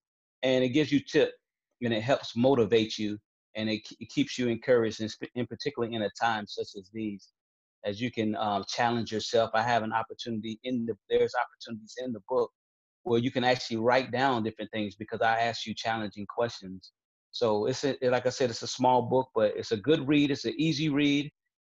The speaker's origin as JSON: {"language": "English", "country": "Italy", "tie": "born or raised there", "also_born_or_lived": "Conway, South Carolina, United States", "said": "I'm originally from Conway, South Carolina, but I'm also a military dependent, a military child as well back then. And I grew up in Italy, and that's one of the unique things that a lot of people don't know about me."}